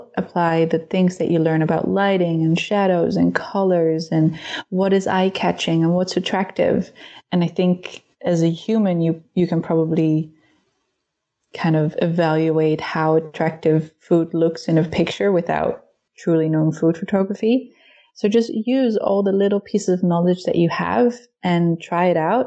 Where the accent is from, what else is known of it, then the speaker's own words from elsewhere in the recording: Netherlands; now in Berlin, Germany; I am originally from the Netherlands, but I currently live in Berlin, Germany.